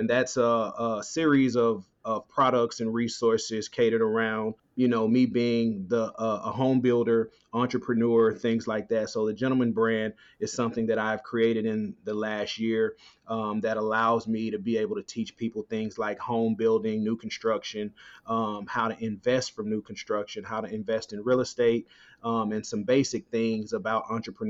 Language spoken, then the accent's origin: English; Dallas, Texas, United States; I'm originally from Dallas, Texas, born and raised